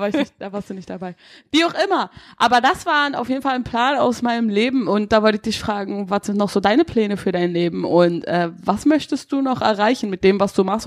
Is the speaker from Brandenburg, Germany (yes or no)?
yes; Havelland, Brandenburg, Germany; also born or lived in Berlin; Ich bin doch da irgendwo in der Nähe aufgewachsen